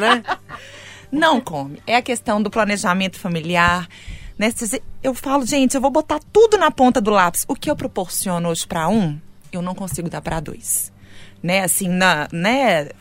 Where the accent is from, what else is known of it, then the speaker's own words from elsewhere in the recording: Belo Horizonte, Minas Gerais, Brazil; Nascida e criada em Belo Horizonte